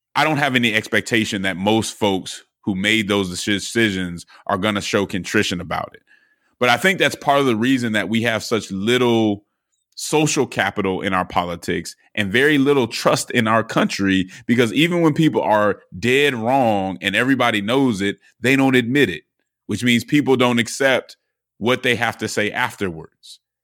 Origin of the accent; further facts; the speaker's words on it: Denver, Colorado, United States; I'm from Denver